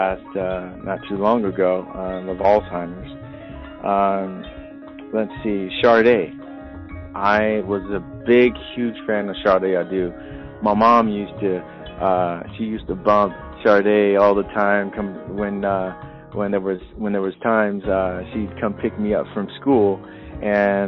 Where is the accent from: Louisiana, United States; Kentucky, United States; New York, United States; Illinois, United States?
Louisiana, United States; New Orleans; now in Seattle, United States; I'm originally from New Orleans, Louisiana. I migrated to Seattle, Washington, currently, and times growing up was really, really, really hard.